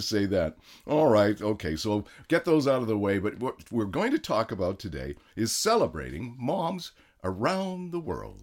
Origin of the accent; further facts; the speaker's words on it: Canada; now in United States; I was born in Canada